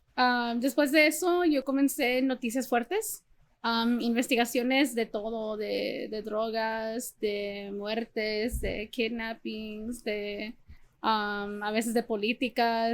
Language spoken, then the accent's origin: Spanish; San Antonio, Texas, United States; moved away as an adult; also born or lived in Los Angeles; yo nací en Texas, en San Antonio